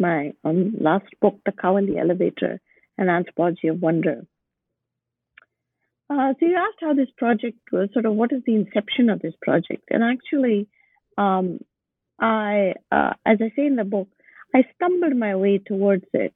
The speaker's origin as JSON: {"language": "English", "town": "Bangalore", "region": "Karnataka", "country": "India", "tie": "born or raised there", "also_born_or_lived": "Boston", "moved": "as an adult", "said": "My hometown is Bangalore."}